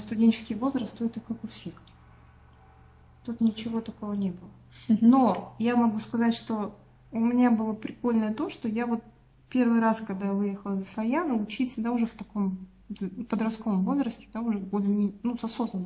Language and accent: Russian; Tuva, Russia; у нас национальная республика, тут менталитет другой получается